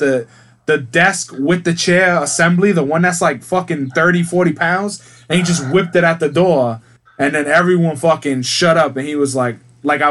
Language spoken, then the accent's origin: English; United States